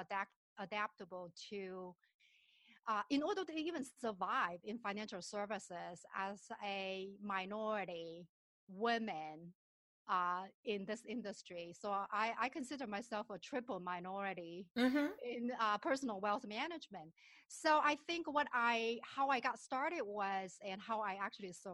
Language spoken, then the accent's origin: English; southern China, China; moved away as an adult; also born or lived in Shenzhen, China; now in Minnesota, United States; I was born and raised in China, and my parents were school teachers in a very remote village in southern part of China.